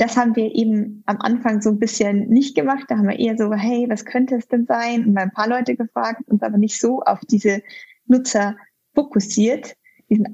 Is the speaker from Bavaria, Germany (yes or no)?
yes; near Chiemsee, Bavaria, Germany; moved away as an adult; also born or lived in Munich / United Kingdom / London / Washington DC; ich bin in der Nähe vom Chiemsee aufgewachsen